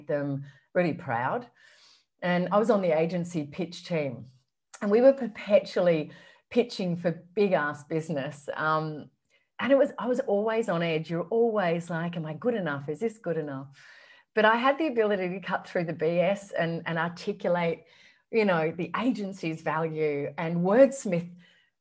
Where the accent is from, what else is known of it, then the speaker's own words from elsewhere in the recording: Canberra, Australian Capital Territory, Australia; moved away as an adult; also born or lived in Sydney; I grew up in Canberra, and back then it was a big, small country town